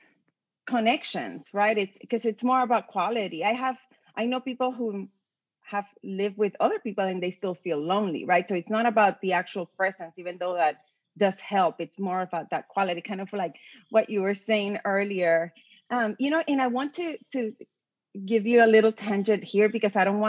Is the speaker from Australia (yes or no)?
no; Puerto Rico; now in Austin, United States; I'm from Puerto Rico